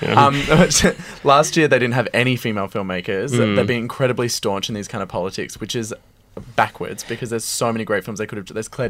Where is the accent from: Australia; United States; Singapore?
Australia; Adelaide, South Australia; The Babadook was famously made in Adelaide, which is my hometown.